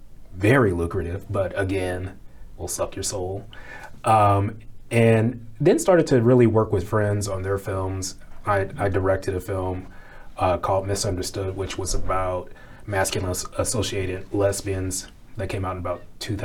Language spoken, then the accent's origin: English; St. Louis, Missouri, United States; now in Chicago, United States; I came to Chicago from St. Louis and went to Columbia College Chicago, like a lot of film folks in Chicago do.